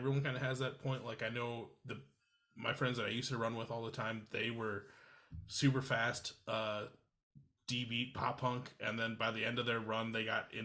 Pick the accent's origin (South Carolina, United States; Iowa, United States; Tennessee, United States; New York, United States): Iowa, United States; I grew up in Iowa